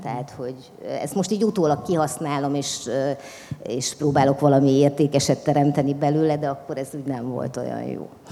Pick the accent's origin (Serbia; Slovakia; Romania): Romania; Transylvania; first language Hungarian; moved away as an adult; now in Budapest, Hungary; mert erdélyi vagyok